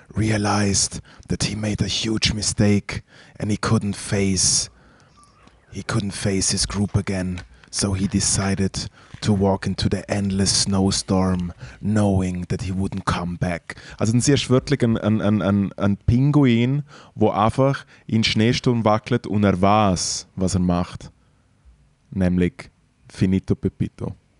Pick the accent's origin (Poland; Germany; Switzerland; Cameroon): Switzerland; in den Schweizer Bergen, in der Nähe von meiner Heimat